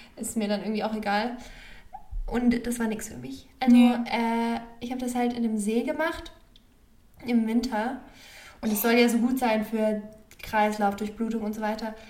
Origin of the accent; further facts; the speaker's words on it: Germany; ich habe jetzt persönlich nicht so eine Verbundenheit zu meinem Heimatland, also zu Deutschland